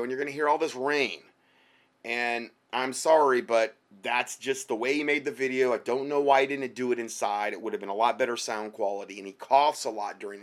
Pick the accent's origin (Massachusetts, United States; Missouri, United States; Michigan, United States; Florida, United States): Florida, United States; Fort Myers; moved away; that's where I'm from Fort Myers.